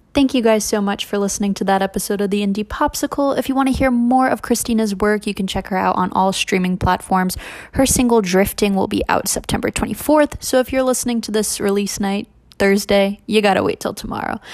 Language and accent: English; the South, United States; growing up in the South